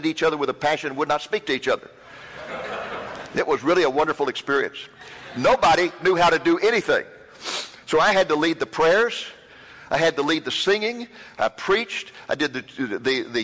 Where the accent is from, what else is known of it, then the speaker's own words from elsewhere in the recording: Waco, Texas, United States; also born or lived in Boston, Massachusetts / McKinney, Texas; I grew up in Waco, Texas.